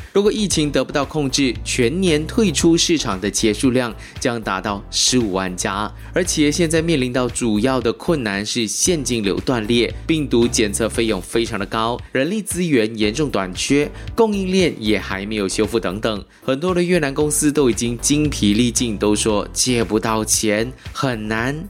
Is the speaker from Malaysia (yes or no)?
yes; Malaysia; 可能我们马来西亚就笑不出来了